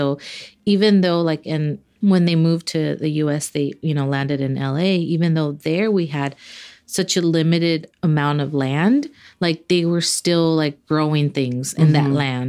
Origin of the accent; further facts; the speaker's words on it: Los Angeles, California, United States; Like I was born in Los Angeles, grew up there, but all of my family is Mexican. They all migrated to the U.S. in the mid 70s.